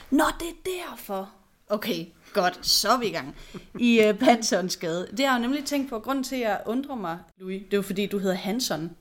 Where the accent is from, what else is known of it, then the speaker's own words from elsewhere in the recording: Odense, Southern Denmark, Denmark; jeg er født og opvokset i Odense